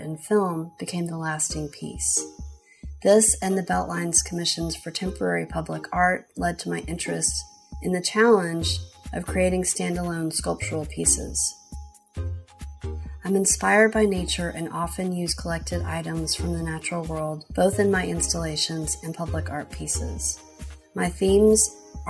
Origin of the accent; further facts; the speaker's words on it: Atlanta, Georgia, United States; I was born and raised in Atlanta